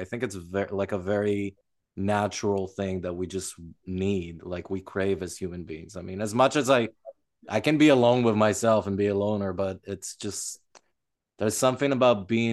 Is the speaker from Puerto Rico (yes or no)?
no; Israel; moved away as an adult; now in United States; I grew up in a small town in Israel